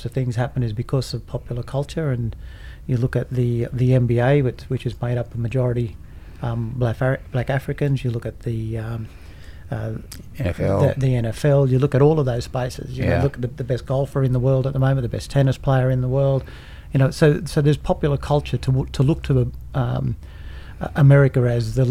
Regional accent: Brewarrina, New South Wales, Australia; I go back to my hometown

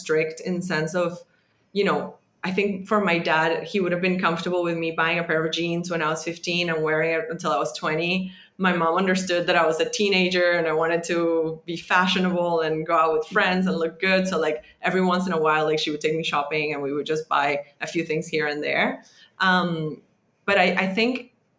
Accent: Venezuela; moved away as an adult; growing up in Venezuela

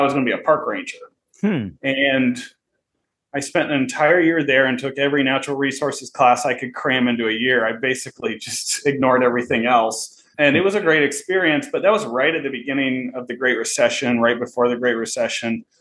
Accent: Cardington, Ohio, United States; now in Marengo, United States; I had worked at a greenhouse in my hometown of Cardington

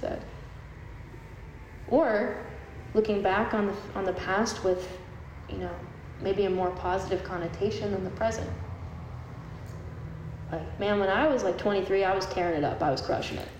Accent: Cleveland, Ohio, United States; moved away; Cleveland, which is my hometown

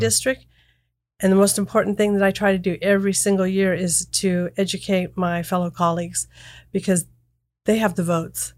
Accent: small area near Davis and Napa, California, United States; went back to my hometown, was raising my children

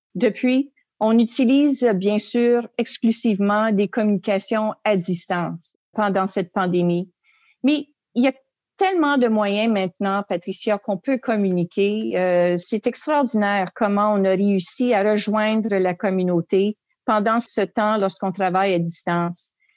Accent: Ontario, Canada; en tant que franco-ontarienne et en tant que canadienne

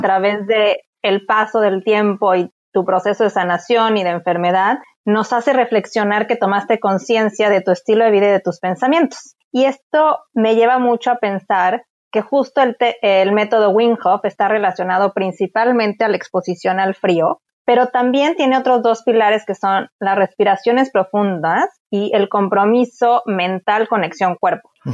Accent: Cancún, Quintana Roo, Mexico; moved away; yo soy de Cancún

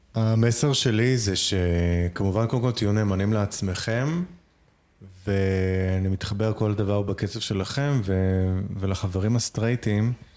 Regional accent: Nahariya, Northern District, Israel; כשהייתי הולך ברחוב בנהריה ביחד עם אימא שלי

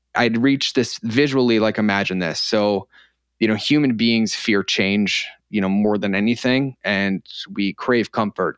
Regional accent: Norfolk, Massachusetts, United States; moved away; also born or lived in Connecticut; originally, um, from a little town in Massachusetts called Norfolk, Massachusetts

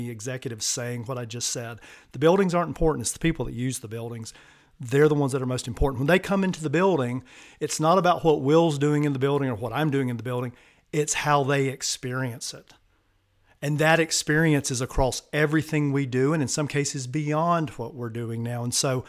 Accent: the American South, United States; accent: Southern; I'm from the American South, if you can't tell by the accent

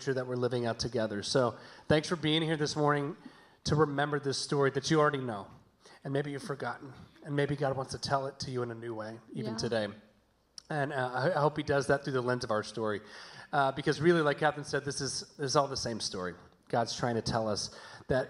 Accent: the South, United States; moved away; we're from the South, hence the y'alls you may have heard

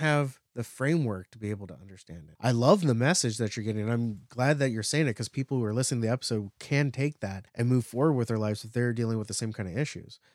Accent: near San Francisco, California, United States; also born or lived in Napa Valley; We grew up near San Francisco.

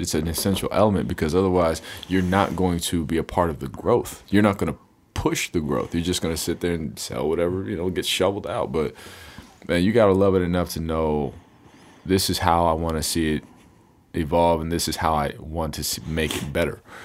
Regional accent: United States; being American in America

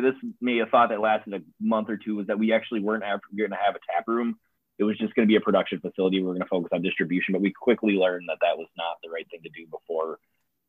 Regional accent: Menasha, Wisconsin, United States; moved away as an adult; now in Oshkosh, United States; I'm from Menasha originally, so just north of here

